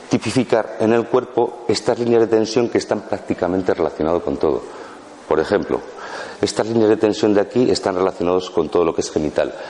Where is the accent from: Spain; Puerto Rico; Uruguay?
Spain; Basque Country; now in Málaga, Spain; yo vengo del País Vasco, de los equipos ciclistas y todo eso